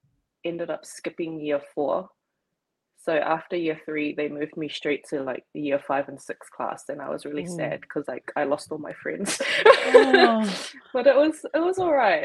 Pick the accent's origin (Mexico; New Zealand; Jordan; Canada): New Zealand; Auckland; moved away as an adult; now in Saitama, Japan; I was born and raised in Auckland, aka Tamaki Makaurau. And I am now currently living in Saitama City, Saitama Prefecture in Japan.